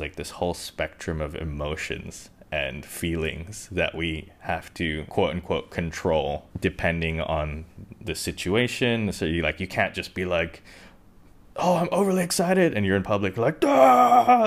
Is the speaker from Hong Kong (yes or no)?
yes; Hong Kong; I grew up in Hong Kong